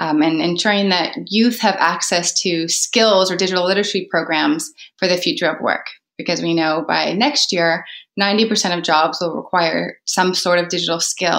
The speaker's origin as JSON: {"language": "English", "country": "Canada", "said": "I'm also Canadian"}